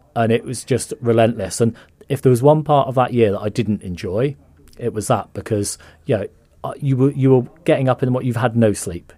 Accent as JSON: {"language": "English", "area": "Somerset Levels", "region": "South West England", "country": "United Kingdom", "tie": "born or raised there", "said": "growing up on the Somerset levels"}